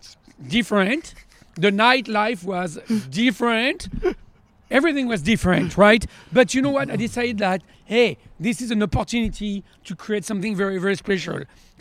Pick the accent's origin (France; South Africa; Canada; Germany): France; Charly-sur-Marne, Hauts-de-France; we are from Champagne. We are like from an area that we are very close to Paris. We live about an hour northeast of Paris, and we've been living in the same village called Charly-sur-Marne since the 17th century.